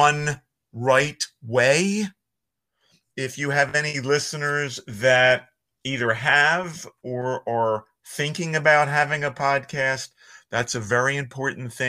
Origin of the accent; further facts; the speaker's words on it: Philadelphia, Pennsylvania, United States; accent: Philly; I have a Philly accent, which I cannot deny, because I grew up in Northeast Philadelphia